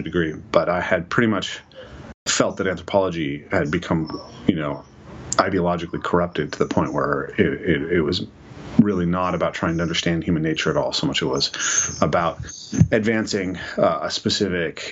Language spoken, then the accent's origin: English; Skagit County, northeast of Seattle, Washington, United States; I grew up an hour and a half northeast of Seattle in the Skagit County, which is a rural area